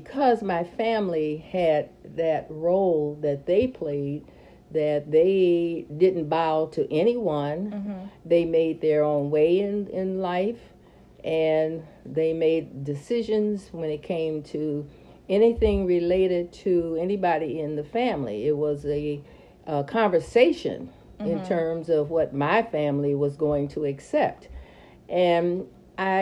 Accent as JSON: {"language": "English", "town": "Detroit", "region": "Michigan", "country": "United States", "tie": "born or raised there", "said": "I was born in Detroit, Michigan, but we did go to Alabama in the summer"}